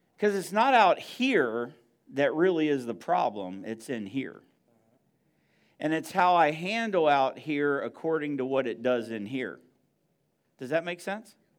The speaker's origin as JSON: {"language": "English", "region": "Northeast", "country": "United States", "moved": "yes", "said": "I'm from the Northeast"}